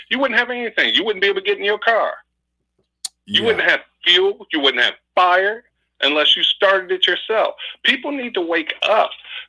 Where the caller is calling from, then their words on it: Oakland, California, United States; calling from Oakland.